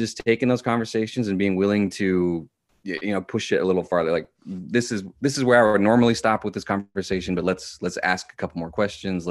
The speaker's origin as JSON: {"language": "English", "town": "Lincoln", "region": "Nebraska", "country": "United States", "tie": "born or raised there", "said": "Born and raised in Lincoln."}